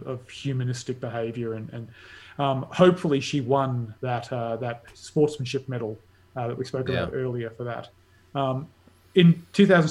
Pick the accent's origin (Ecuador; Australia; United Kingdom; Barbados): Australia; as an Australian